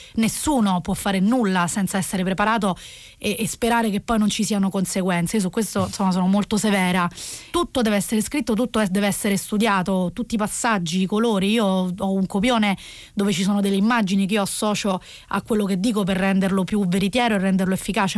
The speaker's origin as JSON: {"language": "Italian", "town": "Rome", "region": "Lazio", "country": "Italy", "tie": "born or raised there", "said": "sono nata a Roma in, eh, in un contesto borghese"}